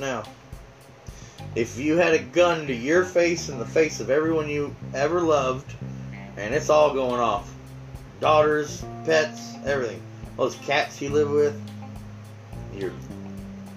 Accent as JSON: {"language": "English", "area": "the Carolinas", "region": "the South", "country": "United States", "tie": "born or raised there", "said": "I grew up in the South."}